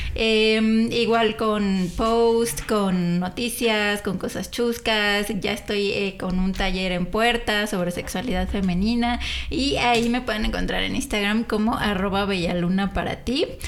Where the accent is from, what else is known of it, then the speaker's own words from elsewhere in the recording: San Juan, Mexico; also born or lived in Paris, France; soy de aquí de San Juan, he vivido en varios lados